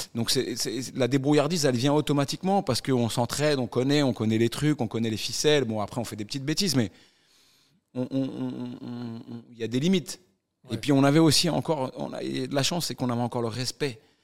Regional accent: northern suburbs of Paris, Île-de-France, France; Quand tu viens d'où je viens, donc ouais. Euh, banlieue nord de Paris

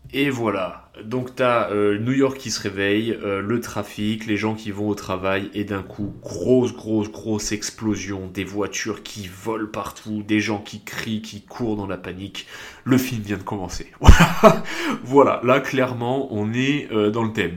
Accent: south of France, France; je viens du sud de la France

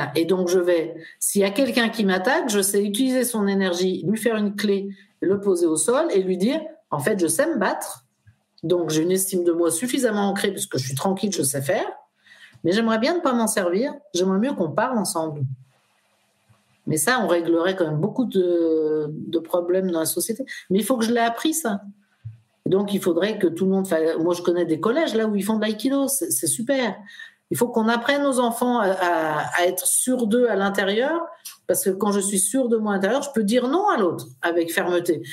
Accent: France; Nous, en France, on traverse.

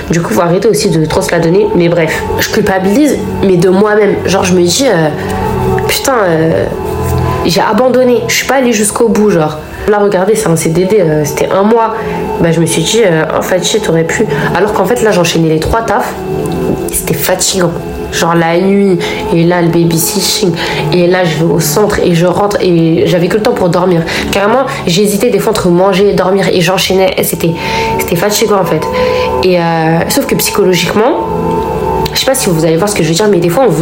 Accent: France; certes, la France c'est notre pays, j'ai grandi ici. Ma mère, elle est née en France, moi je suis née en France. Euh, voilà, j'ai grandi ici.

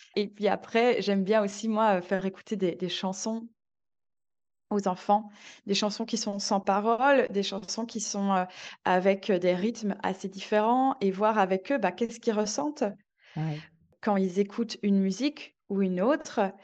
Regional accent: Belgium; moved away as an adult; now in Marseille, France; je suis belge

